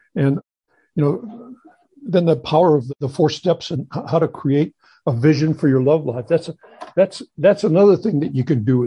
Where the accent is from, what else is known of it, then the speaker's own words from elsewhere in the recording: St. Louis, Missouri, United States; moved away; I grew up in St. Louis